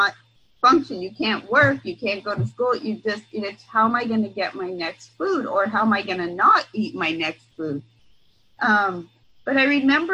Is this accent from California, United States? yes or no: yes; San Mateo, California, United States; I'm from San Mateo, the peninsula